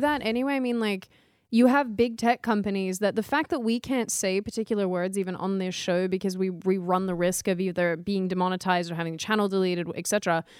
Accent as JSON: {"language": "English", "country": "Australia", "tie": "born or raised there", "moved": "yes", "said": "my home country"}